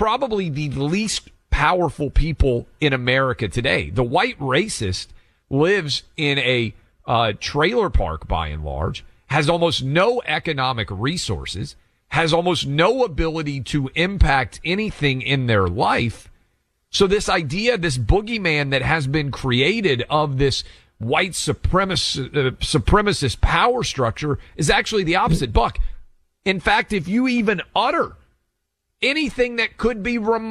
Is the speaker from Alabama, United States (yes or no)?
no; Tennessee, United States; my home state of Tennessee